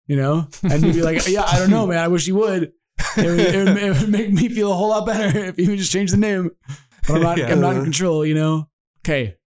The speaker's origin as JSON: {"language": "English", "country": "United States"}